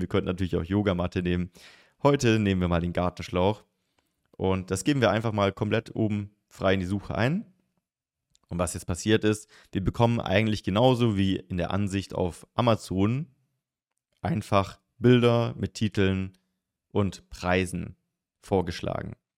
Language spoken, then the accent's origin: German; the South, Southern Germany, Germany; Ich komme aus dem Süden